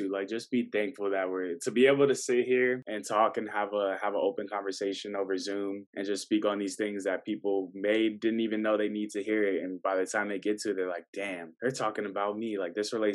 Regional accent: Tallahassee, Florida, United States; moved away; I was born in Tallahassee.

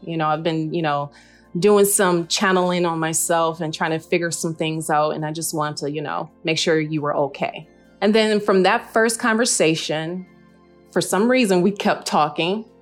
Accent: Detroit, Michigan, United States; I am originally from Detroit, Michigan

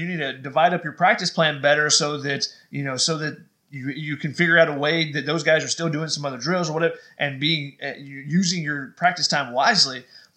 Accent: Georgia, United States; I remember growing up in Georgia, watching Georgia football

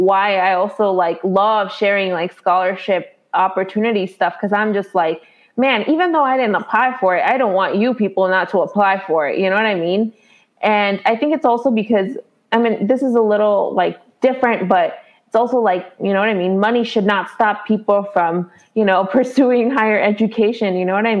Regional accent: Chicago, Illinois, United States; I live in Illinois, right? So I'm from Chicago

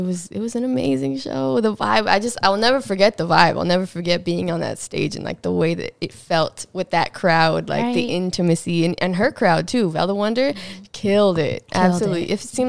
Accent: Whittier, California, United States; I am from Whittier, California

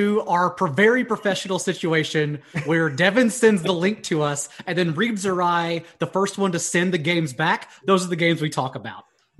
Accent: Texas, United States; moved away; also born or lived in Denver; I come from Texas

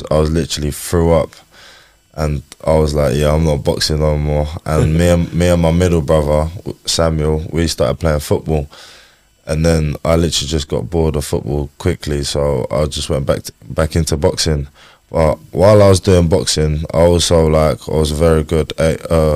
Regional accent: Chatham, South East England, United Kingdom; also born or lived in Slovakia; I was in Chatham, Kent. So yeah, I was born in Slovakia, lived there till 2008, 2009 roughly. And then moved to Luton Road on Chatham

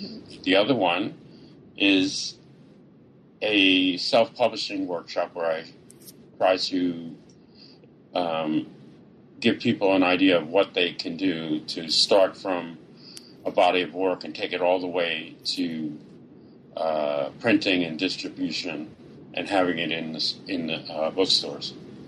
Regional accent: New York, United States; And, you know, just being a New Yorker all my life and sort of dropping into the middle of rural Georgia was such an experience for me

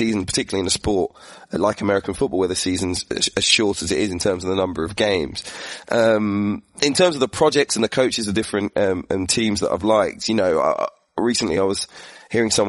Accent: United Kingdom; from being a Brit

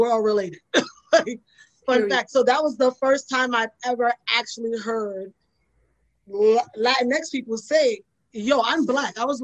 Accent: New York City, New York, United States; I grew up in the Bronx

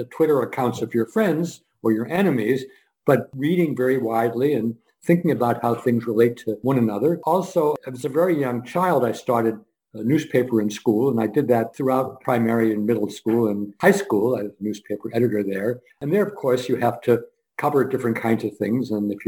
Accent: Scranton, Pennsylvania, United States; born there; Number one, I was born in Scranton, Pennsylvania, as he was.

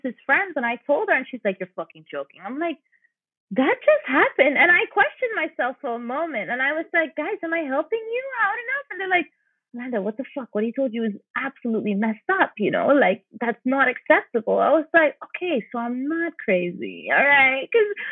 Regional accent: St. Lucia; moved away; I'm from St. Lucia, which if people don't realize is a majority black society

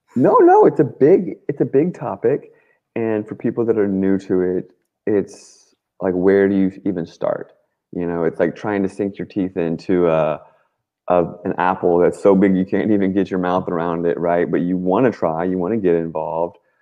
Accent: Washington, District of Columbia, United States; I grew up in Washington, D.C.

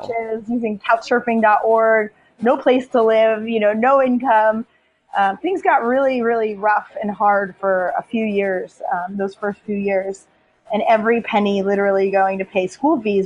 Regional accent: United States; moved away as an adult; also born or lived in Liberia; I grew up in poverty in the United States

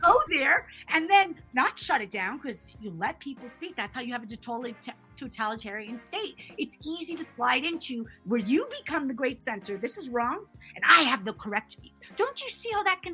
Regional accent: Canada; also born or lived in United States; I'm American and Canadian, and I've lived and grown up in both countries

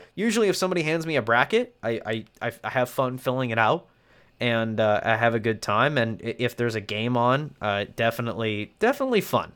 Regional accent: North Idaho, United States; as somebody who has been born and raised in the Inland Northwest, North Idaho boy

